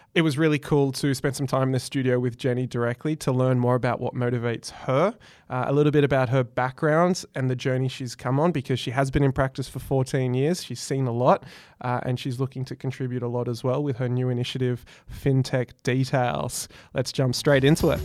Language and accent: English; Australia; I am, in fact, Australian